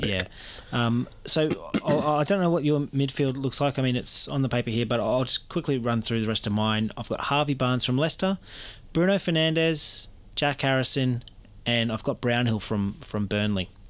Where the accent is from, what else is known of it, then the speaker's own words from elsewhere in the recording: New Zealand; as a Kiwi